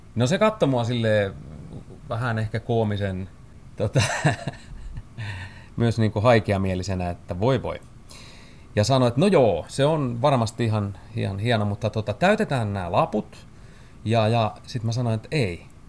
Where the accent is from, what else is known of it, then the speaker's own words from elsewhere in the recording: Tampere, Pirkanmaa, Finland; moved away as an adult; also born or lived in Lahti; muutin pois Tampereelta ja pois niiltä niin kuin tutuista kaveriporukoista ja pois vanhempien suojista